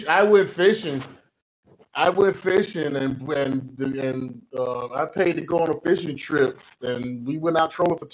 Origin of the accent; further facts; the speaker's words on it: Atlanta, Georgia, United States; I'm from Atlanta